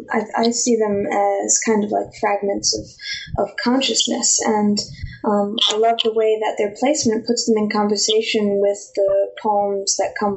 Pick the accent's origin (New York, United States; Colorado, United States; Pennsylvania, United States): New York, United States; New York City; I was born and raised here